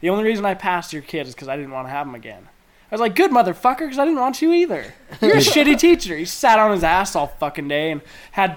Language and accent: English; Enterprise, Utah, United States; I was actually raised on a farm outside Enterprise. I didn't even move to Enterprise till I was 8